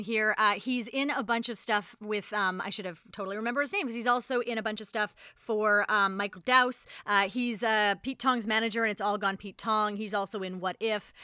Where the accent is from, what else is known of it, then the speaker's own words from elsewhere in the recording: Canada; we're Canadian